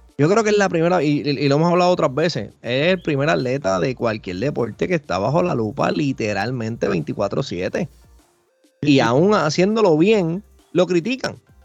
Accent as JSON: {"language": "Spanish", "country": "Puerto Rico", "said": "como decimos acá en Puerto Rico"}